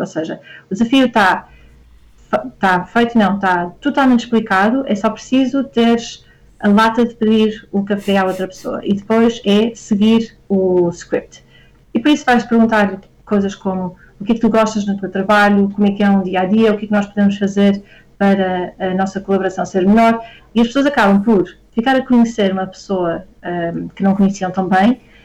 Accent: Porto, Norte, Portugal; moved away as an adult; also born or lived in Lisbon; eu sou do Porto e vim para Lisboa estudar

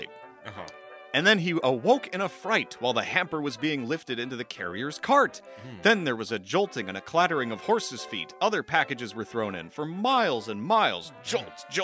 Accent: United States

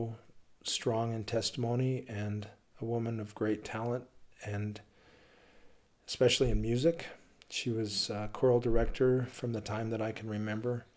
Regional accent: Logan, Utah, United States; I grew up in Logan, Utah

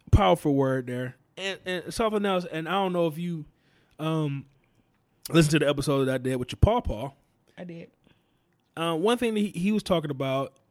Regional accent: the South, United States; that's just how it was, you know, growing up in the South.

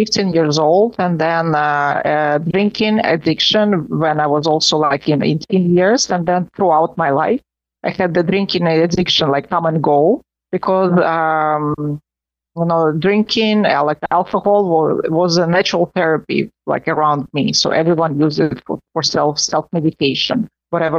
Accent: Moscow, Russia; now in Rome, Italy; I was born in Moscow, and I was born in a family of professors of economics. And I grew up, we always had students in my home

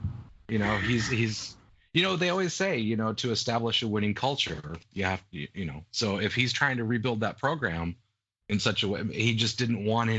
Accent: Seattle, Washington, United States; before Seattle has a franchise, because I don't want to go see him in my hometown

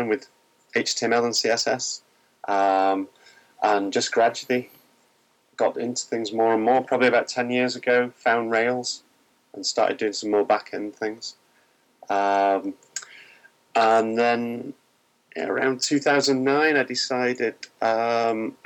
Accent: Manchester, North West England, United Kingdom; I was born in Manchester and still live there in the UK.

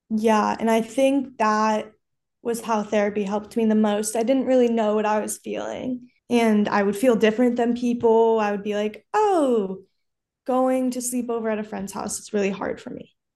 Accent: Los Angeles, California, United States; I'm from Los Angeles.

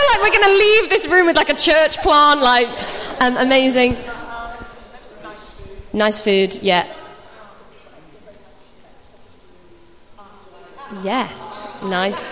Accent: Nottingham, East Midlands, United Kingdom; moved away as an adult; also born or lived in London; I moved to London. I was 18 and I went to drama school down there. So I moved away. I'm from Nottingham

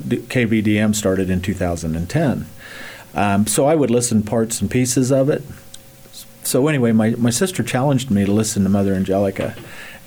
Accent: Ness City, Kansas, United States; I was raised by a Catholic mom and dad family in Ness City

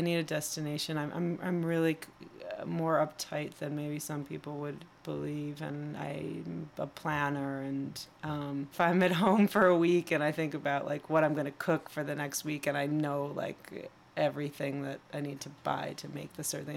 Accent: Chicago, Illinois, United States; accent: Midwest; growing up in Chicago and having a certain Midwest accent

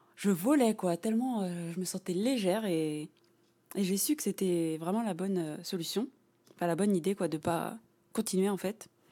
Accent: Lognes, Île-de-France, France; j'ai grandi à Logne

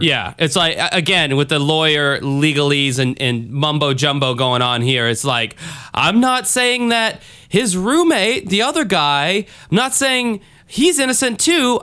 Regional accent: the South, United States; Me growing up in the South

